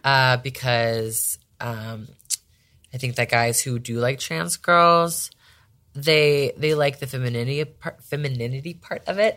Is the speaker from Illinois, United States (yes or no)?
no; Las Vegas, Nevada, United States; I'm from Vegas